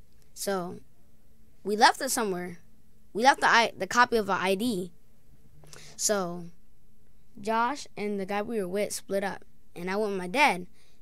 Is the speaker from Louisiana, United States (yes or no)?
no; Springfield, Massachusetts, United States; born there; So, I was born in Springfield, Massachusetts.